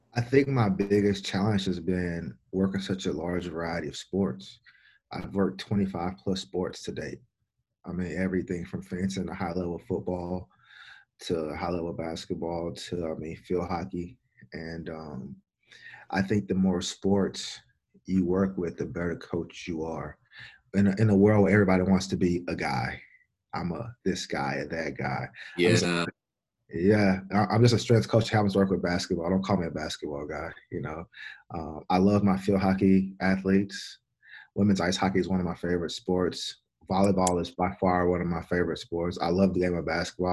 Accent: Baton Rouge, Louisiana, United States; moved away; I'm from Baton Rouge, Louisiana

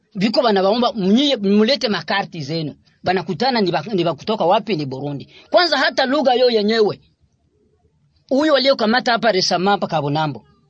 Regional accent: Congolese Barundi, South Kivu, DR Congo; Sisi tuko Wakongomani

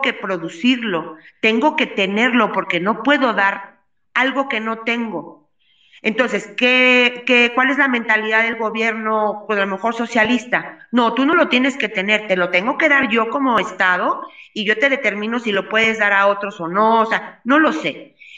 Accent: Mexico; como mexicanos

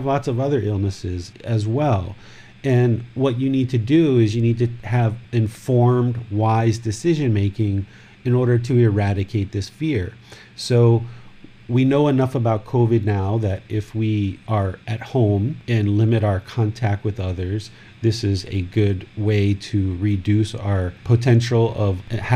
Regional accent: United States; now in Thailand; growing up in America

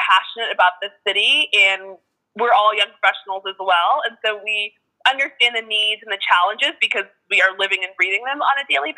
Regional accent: Miami, Florida, United States; moved away as an adult; now in New Orleans, United States; I am not originally from New Orleans. I was born and raised in Miami, Florida, but have been here, oh goodness, maybe 14 years as of this year.

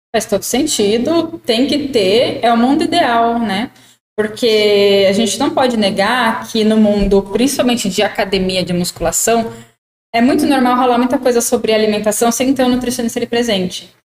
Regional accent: interior of São Paulo, Brazil; a gente aqui é do interior de São Paulo

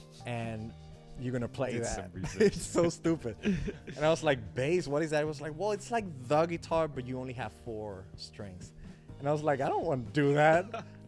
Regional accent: Dominican Republic; not, there are a lot of Chinese people in Dominican.

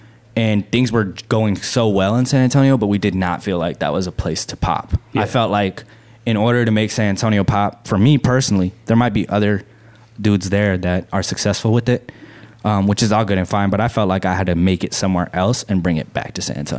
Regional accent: Okinawa, Japan; born there; Furthermore, I was born in Okinawa, which apparently they kind of separate themselves from the country a little bit.

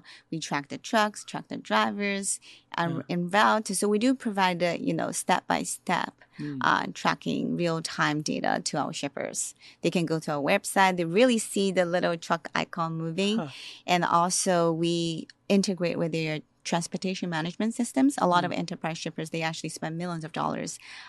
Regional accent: Shanghai, China; born there; I was born in Shanghai.

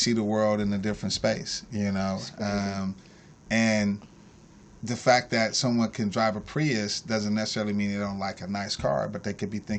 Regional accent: Bay Area, California, United States; I'm from the Bay Area. My grandmother fed the homeless there for 37 years, so I came from that type of origin, Church of God in Christ type of stuff.

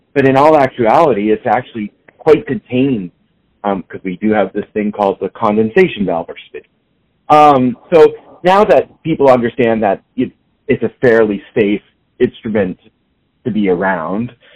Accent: Maine, United States; moved away as an adult; also born or lived in New Hampshire / Boston, Massachusetts; now in Kansas City, United States; I grew up in Maine, then went to school in New Hampshire and Boston, and lived mostly in Boston. I lived in Boston for about 20 years

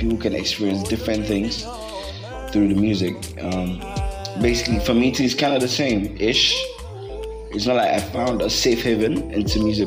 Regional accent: Gambia; also born or lived in Bakau, Gambia; I was born and raised in the Gambia. Been here almost all my life

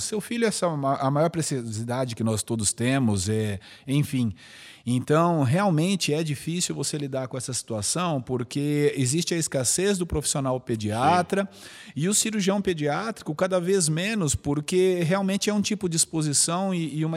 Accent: São Paulo, Brazil; born there; also born or lived in Araraquara; Então eu sou nascido em São Paulo. E aí, por motivos profissionais, meu pai foi transferido para o interior. Nós moramos um tempo em Araraquara.

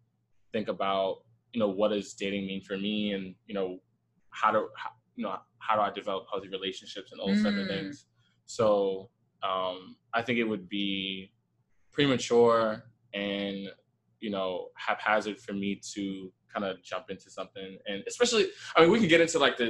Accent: New York City, New York, United States; also born or lived in Bushwick, Brooklyn; I am originally from Queens

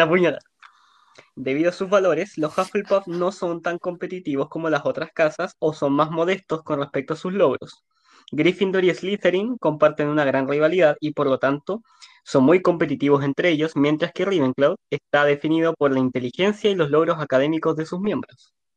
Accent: Punta Arenas, Magallanes and Chilean Antarctica, Chile; yo soy de Punta Arenas

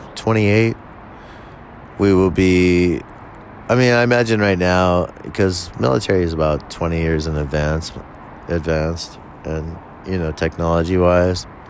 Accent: California, United States; born and raised in California

